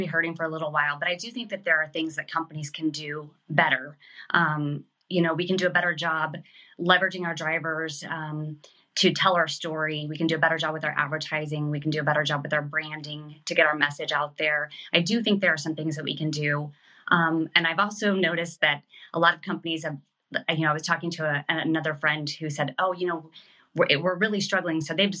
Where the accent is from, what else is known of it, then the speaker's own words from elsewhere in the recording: Kansas City, United States; now in New Jersey, United States; Kansas City.